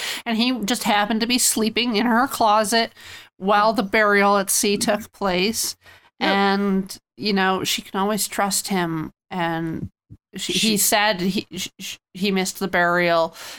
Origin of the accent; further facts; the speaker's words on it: Canada; I'm Canadian.